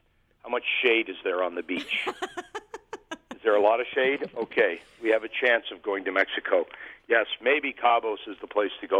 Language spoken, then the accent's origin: English; Scotland, United Kingdom; Oh, I'm a Scottish guy. You think I'm going to the beach?